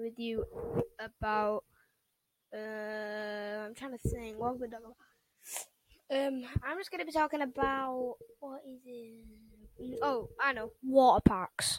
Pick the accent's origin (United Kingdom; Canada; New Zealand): United Kingdom; England; England, which is my home country